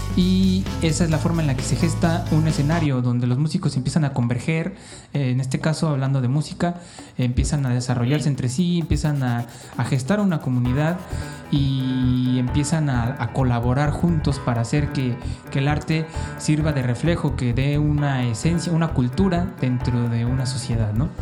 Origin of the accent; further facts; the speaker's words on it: Cancún, Quintana Roo, Mexico; somos de Cancún